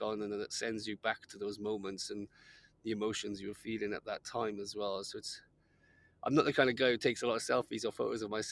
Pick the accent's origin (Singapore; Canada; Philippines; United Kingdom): United Kingdom; Wales; growing up in Wales, which is a pretty dark place